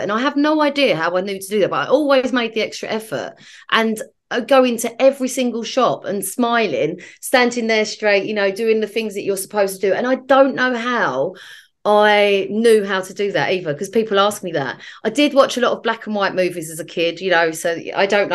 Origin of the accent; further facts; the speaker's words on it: London, United Kingdom; I'm a South East Londoner